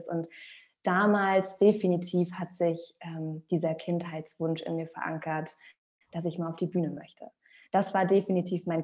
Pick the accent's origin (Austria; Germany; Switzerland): Germany; Rostock, Mecklenburg-Vorpommern; also born or lived in Hamburg, Germany / Australia; now in Rostock, Germany; Ich bin auch gebürtige Rostockerin, ähm, war aber viele Jahre auch in Hamburg. Ich habe zehn Jahre in Hamburg gelebt, habe zwei Jahre im Ausland gelebt, in Australien